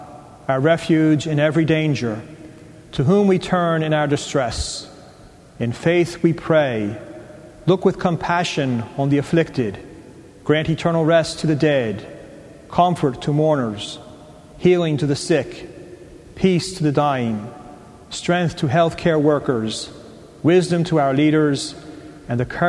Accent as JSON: {"language": "English", "town": "Philadelphia", "region": "Pennsylvania", "country": "United States", "moved": "as an adult", "lives_now": "Columbus, United States", "said": "I am originally from the Archdiocese of Philadelphia"}